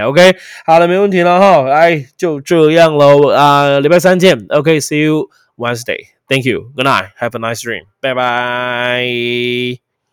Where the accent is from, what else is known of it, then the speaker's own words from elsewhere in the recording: Taiwan; 我们台湾翻帕运啊